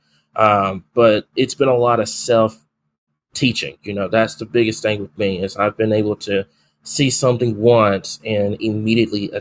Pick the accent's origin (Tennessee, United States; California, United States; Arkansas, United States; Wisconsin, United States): Arkansas, United States; El Dorado; I was born and raised in El Dorado